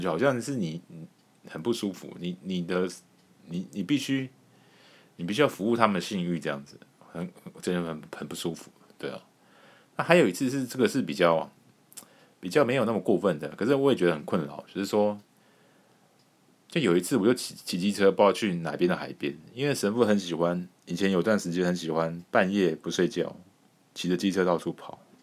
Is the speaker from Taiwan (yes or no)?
yes; Taiwan; 我们台湾人的本性